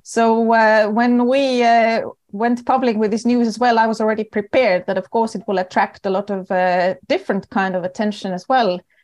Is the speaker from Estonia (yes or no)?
yes; Estonia; accent: typical for Estonians and Finns; English is a second language; moved away as an adult; also born or lived in Oslo, Norway; I am originally Estonian